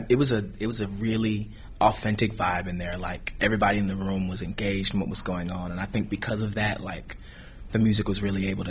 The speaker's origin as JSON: {"language": "English", "town": "Nyack", "region": "New York", "country": "United States", "moved": "yes", "lives_now": "Charlotte, United States", "said": "So I am originally from a small town called Nyack, New York. Nyack, New York."}